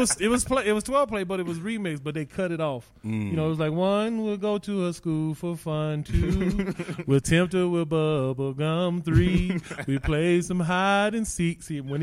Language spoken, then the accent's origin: English; Denver, Colorado, United States; moved away as an adult; also born or lived in Norfolk, Virginia / Atlanta, Georgia / Minnesota; now in Dallas, United States; I was born in Denver. Colorado, born and bred here, man. Straight Park Hill. Then I moved to Montbello, graduated from Montbello.